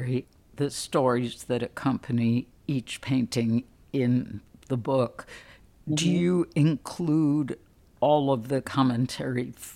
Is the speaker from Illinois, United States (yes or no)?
yes; Chicago, Illinois, United States; I grew up in Chicago